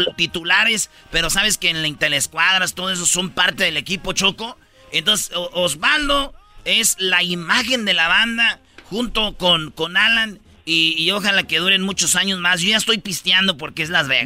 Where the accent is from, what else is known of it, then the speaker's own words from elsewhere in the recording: Jiquilpan, Michoacán, Mexico; ahí en mi pueblo, Jiquilpan, Michoacán